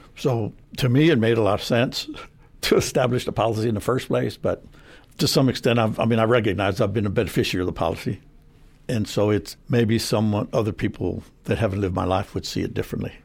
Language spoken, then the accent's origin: English; San Antonio, Texas, United States; I was born and raised in San Antonio. Uh, grew up on the South Side